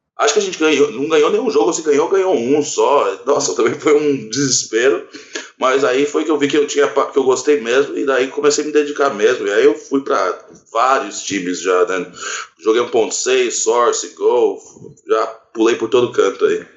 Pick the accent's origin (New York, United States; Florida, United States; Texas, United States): Florida, United States; Orlando; now in Brazil; Eu ainda morava nos Estados Unidos, que eu cresci lá em Orlando